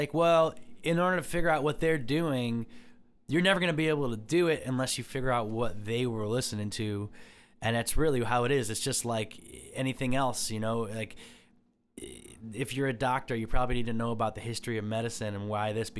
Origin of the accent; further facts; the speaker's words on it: Medina, Ohio, United States; I grew up in Medina, you know, and Cloverleaf High School.